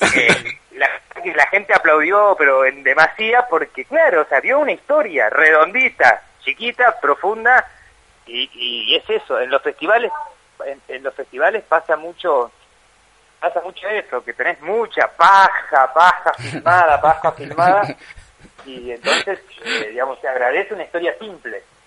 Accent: Chaco, Argentina; moved away; un poeta de mi pueblo

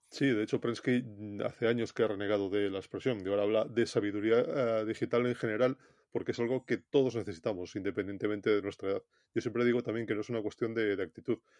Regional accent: Galicia, Spain; como buen gallego

